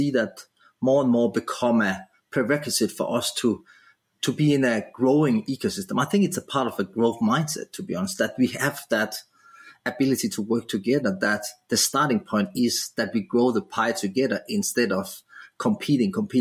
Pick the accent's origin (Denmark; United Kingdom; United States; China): Denmark; moved away as an adult; now in Australia; I was living in my home country, Denmark